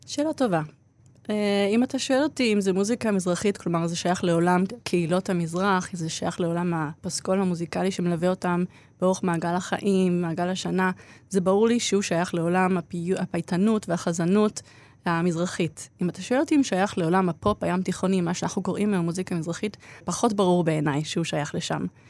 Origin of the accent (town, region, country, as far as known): Israel; born or raised there; also born or lived in Australia